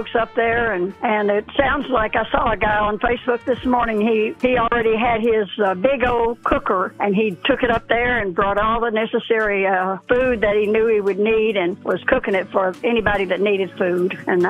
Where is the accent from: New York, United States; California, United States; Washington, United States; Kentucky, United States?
Kentucky, United States; moved away; I was born in Kentucky, but not near where that Mayfield is